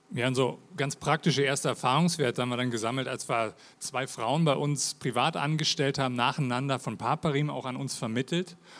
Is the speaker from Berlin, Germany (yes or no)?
yes; Berlin, Germany; accent: Hochdeutsch; also born or lived in Lake Thun, Switzerland; now in Switzerland; ich bin ursprünglich aus Berlin. Wie man mal an meinem Hochdeutsch hört